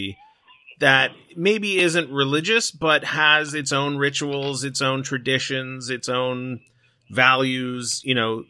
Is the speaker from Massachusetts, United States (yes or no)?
no; Southern California, United States; also born or lived in Canada; I was born in Canada, but grew up in Southern California